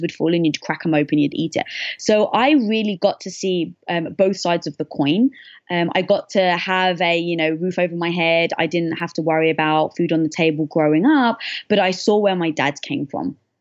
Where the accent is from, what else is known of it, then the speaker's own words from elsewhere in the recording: London, United Kingdom; moved away; I was brought up in London